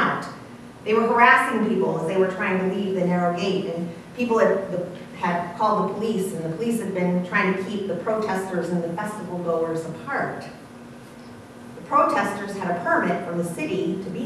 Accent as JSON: {"language": "English", "region": "Ohio", "country": "United States", "said": "I was from Ohio"}